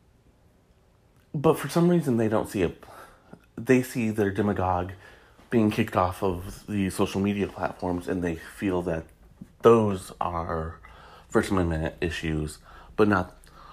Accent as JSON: {"language": "English", "region": "Michigan", "country": "United States", "tie": "born or raised there", "said": "my home state of Michigan"}